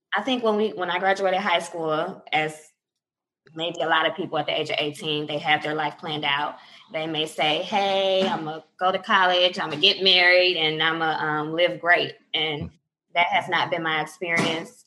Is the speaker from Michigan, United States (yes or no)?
yes; Inkster, Michigan, United States; also born or lived in Detroit, Michigan / Taylor, Michigan; I was born in Detroit, Michigan. I grew up west of Detroit, uh, down anywhere from Taylor to Inkster area.